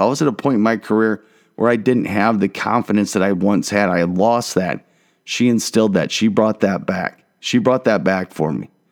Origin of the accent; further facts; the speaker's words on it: Marion, Iowa, United States; moved away; also born or lived in Dallas, Texas; Growing up in Marion, Iowa, I had the black kid at my school